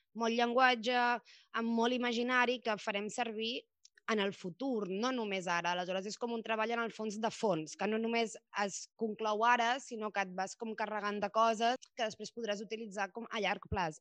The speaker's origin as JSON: {"language": "Catalan", "town": "Barcelona", "region": "Catalonia", "country": "Spain", "said": "la majoria de nosaltres som de Barcelona"}